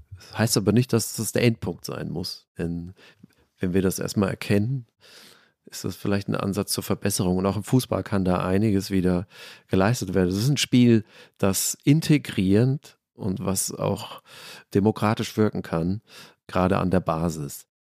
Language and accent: German; Germany; unser schönes Land